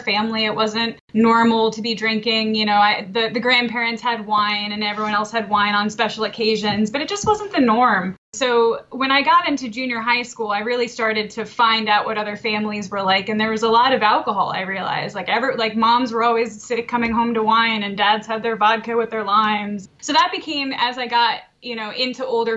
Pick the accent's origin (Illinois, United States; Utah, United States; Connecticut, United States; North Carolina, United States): Connecticut, United States; moved away as an adult; also born or lived in Maryland; now in Westminster, Maryland, United States; originally I'm from Connecticut, but I've been in Maryland for about 10 years now